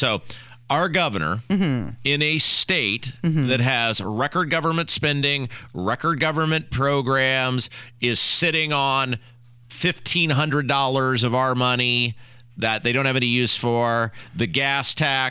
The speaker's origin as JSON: {"language": "English", "region": "Indiana", "country": "United States", "tie": "born or raised there", "said": "I grew up in Indiana."}